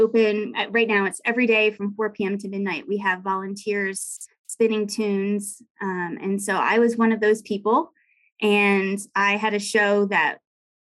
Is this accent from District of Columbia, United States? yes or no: yes; Washington, District of Columbia, United States; moved away as an adult; now in Jackson, United States; I'm actually originally from Washington, D.C. and grew up just outside the city